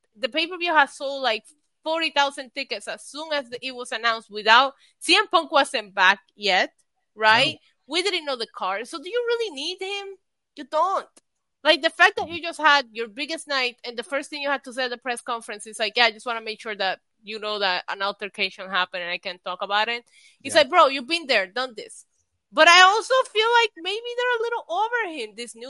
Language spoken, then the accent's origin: English; New York, United States; we're from New York